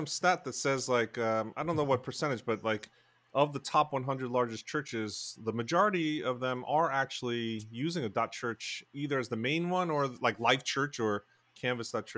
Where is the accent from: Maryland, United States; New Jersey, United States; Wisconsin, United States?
New Jersey, United States; This is my home state, gateway.org, New Jersey